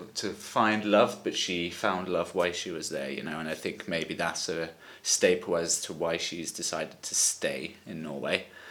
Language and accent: English; Brighton, South East England, United Kingdom; now in Valencia, Spain; I'm 24 from Brighton in England and now living in Valencia, Spain.